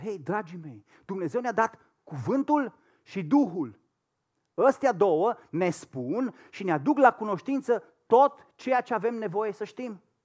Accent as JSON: {"language": "Romanian", "country": "Romania", "also_born_or_lived": "Madrid, Spain", "moved": "as an adult", "said": "noi ca și români"}